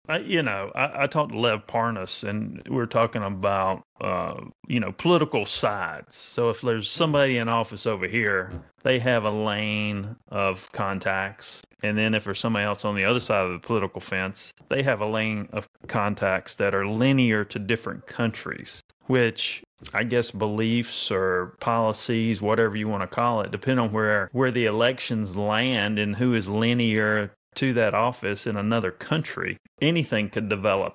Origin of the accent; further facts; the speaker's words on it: North Carolina, United States; I was born in North Carolina